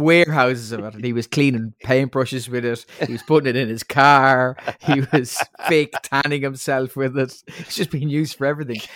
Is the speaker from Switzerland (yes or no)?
no; Ireland; as an Irish person